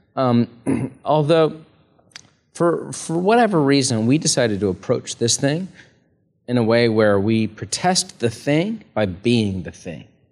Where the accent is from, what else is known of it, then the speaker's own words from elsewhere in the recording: United States; as an American